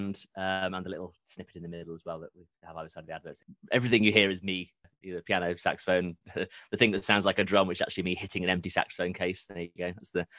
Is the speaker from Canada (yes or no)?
no; Derby, East Midlands, United Kingdom; accent: middle-class university accent; I'm originally from Derby, and I also do not have the accent. I just have a painfully middle-class university accent.